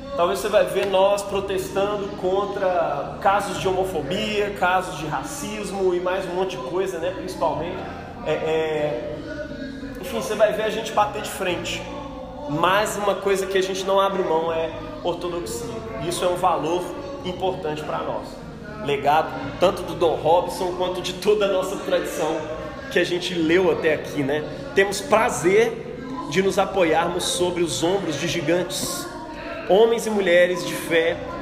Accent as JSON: {"language": "Portuguese", "town": "Belo Horizonte", "region": "Minas Gerais", "country": "Brazil", "said": "A gente é mineiro, a gente é Belo Horizontino"}